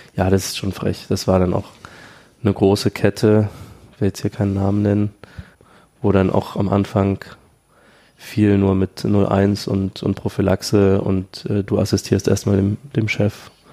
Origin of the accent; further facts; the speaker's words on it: Dresden, Saxony, Germany; moved away as an adult; now in Berlin, Germany; Ich komme aus Dresden eigentlich, habe dann in Berlin 2012 angefangen